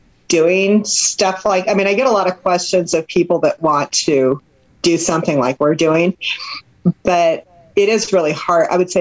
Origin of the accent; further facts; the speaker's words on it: Seattle, Washington, United States; moved away; I'm from Seattle.